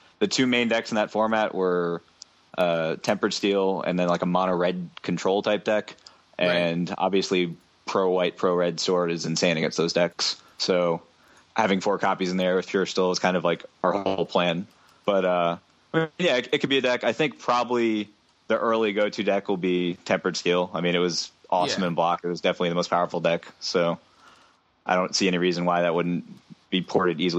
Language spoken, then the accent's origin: English; Arlington, Virginia, United States; I'm from Arlington